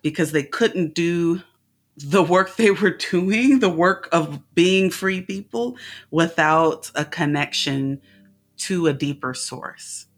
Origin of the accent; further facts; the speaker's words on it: California, United States; I'm from California